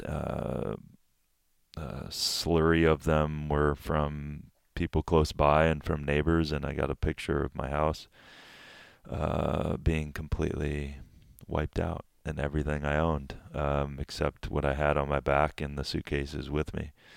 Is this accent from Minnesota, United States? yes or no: yes; Minnesota, United States; moved away; I'm from middle America. I'm from Minnesota. I, my father was an agricultural professor at the University of Minnesota.